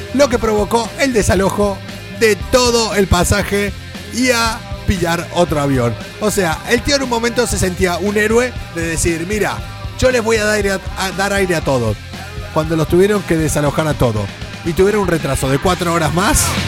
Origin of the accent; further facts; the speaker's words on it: Argentina; also born or lived in Madrid, Spain; now in Spain; No tenemos muy buen recuerdo los argentinos